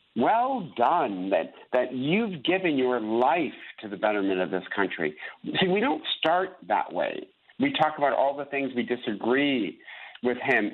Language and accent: English; United States; We are Americans. And then I'm an American Christian